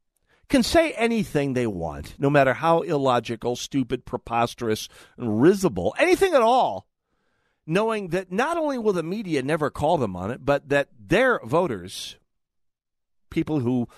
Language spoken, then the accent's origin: English; North Dakota, United States; born or raised there